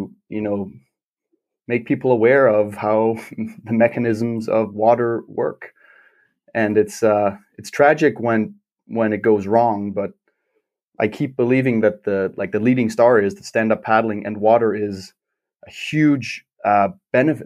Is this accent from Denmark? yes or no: yes; Klitmøller, North Denmark Region, Denmark; growing up in Denmark